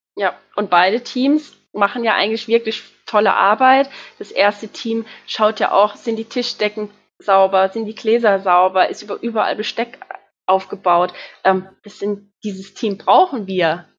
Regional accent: Ebertsheim, Rhineland-Palatinate, Germany; Ich bin 30 Jahre alt und komme aus Ebertsheim, aus der schönen Pfalz.

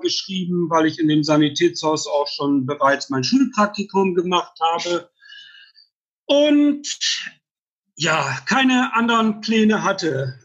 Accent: Bremerhaven, Bremen, Germany; moved away as an adult; also born or lived in Freiburg; now in Heidelberg, Germany; Also ursprünglich ähm, komme ich dann tatsächlich aus Bremerhaven, bin dort geboren, habe ähm, dort 1983 mit der Ausbildung zum Orthopädietechniker angefangen

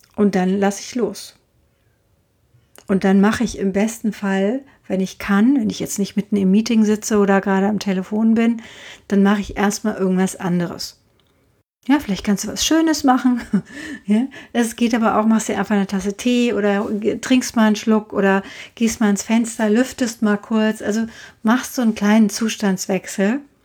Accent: Frankfurt, Hesse, Germany; also born or lived in Hintertaunus; als 13-Jährige alleine in Frankfurt weiter wohnen zu dürfen

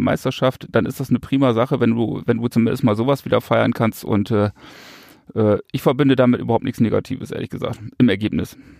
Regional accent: Northern Germany, Germany; ich komme aus Norddeutschland

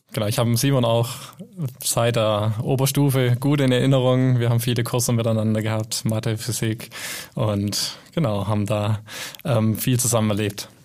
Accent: Germany; first language German; wir sind alle Deutsche hier

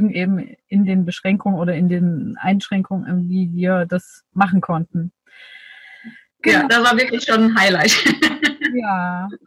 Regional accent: Dresden, Saxony, Germany; Aber ich habe so meine Heimatstadt Dresden nochmal ganz andere Ecken kennengelernt, die ich vorher nicht kannte.

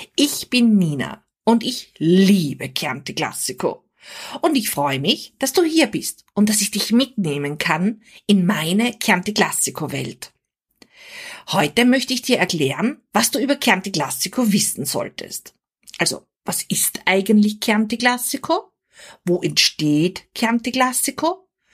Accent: Austria; Als Österreicherin

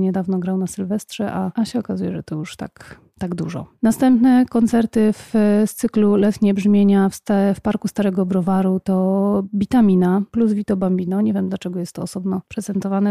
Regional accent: Poznań, Greater Poland, Poland; u nas w Poznaniu

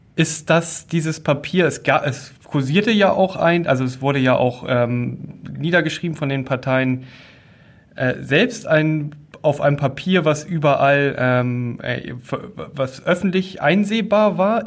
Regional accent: Schleswig-Holstein, Germany; wir sind frohen Mutes als Schleswig-Holsteiner

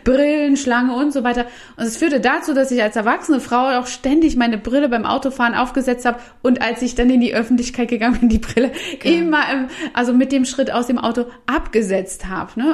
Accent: Saxony, Germany; in den ähm, Regionen, wo ich aufgewachsen bin, in Sachsen

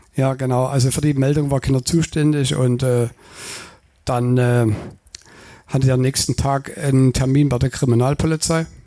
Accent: Radebeul, Saxony, Germany; moved away as an adult; Gebürtig komme ich aus Radebeul, das ist die Nachbarstadt von Dresden

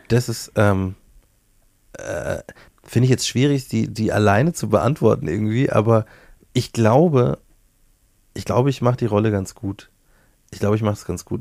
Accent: Bavaria, Germany; accent: Bavarian; also born or lived in Hamburg; now in Munich, Germany; Ich habe den Dialekt ja von meiner Mutter. So, meine Mom ist äh, ähm, die, die das Bayerische in mich installiert hat

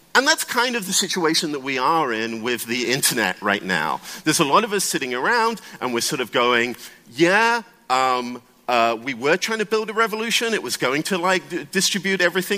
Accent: United Kingdom; now in United States; I'm British, um, and I'm actually based in the United States.

